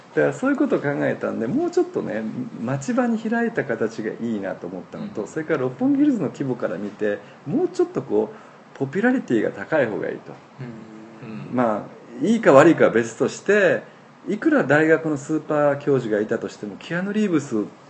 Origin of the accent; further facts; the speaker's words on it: Osaka, Japan; moved away as an adult; also born or lived in Tokyo; 実は私ここに生まれたんですよ昭和33年にえー、でつまりここで生まれて私はこの天満橋今ここ谷町4丁目の間ぐらいなんですけども、はい、ここでずっと育ったんですね